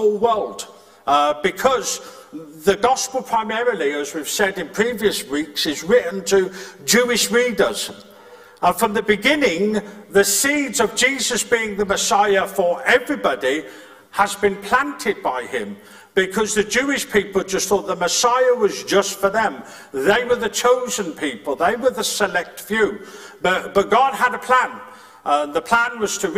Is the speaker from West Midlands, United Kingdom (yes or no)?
yes; Birmingham, West Midlands, United Kingdom; moved away; I'm from Birmingham, or you're from a different place, or, where I grew up, there was a very posh place called Four Oaks.